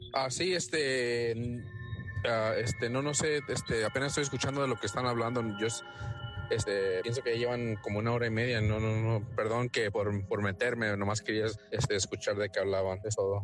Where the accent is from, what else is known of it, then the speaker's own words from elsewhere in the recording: Los Angeles, California, United States; Spanish is a second language; also born or lived in State of Mexico, Mexico (family); yo soy de Estados Unidos, ah, este, aquí en el área de Los Ángeles, pero soy de, del Estado de México, ahí es donde es mi familia